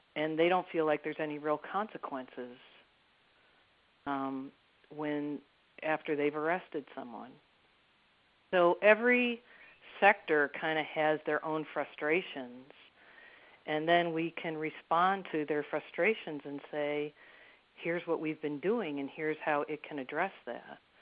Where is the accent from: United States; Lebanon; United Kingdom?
United States; Detroit, Michigan; also born or lived in Baltimore, Maryland; now in Maryland, United States; I grew up in Detroit in the 1960s